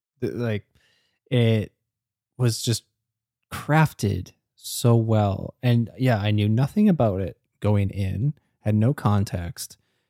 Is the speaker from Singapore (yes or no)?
yes; Singapore; And like coming up in growing up in Singapore, which is a place that like they mention is even more buttoned down than America even.